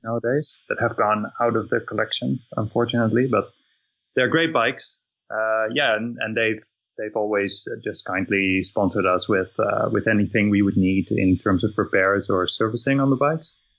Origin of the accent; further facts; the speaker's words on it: Netherlands; I'm, I'm from from Netherlands